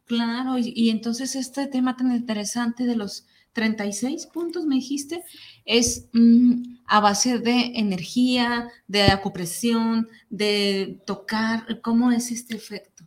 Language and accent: Spanish; Mexico; como mexicanos